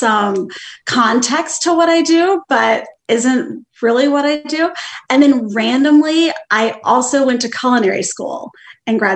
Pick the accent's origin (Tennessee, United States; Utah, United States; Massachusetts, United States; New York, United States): Tennessee, United States; Oak Ridge; I grew up in Oak Ridge, Tennessee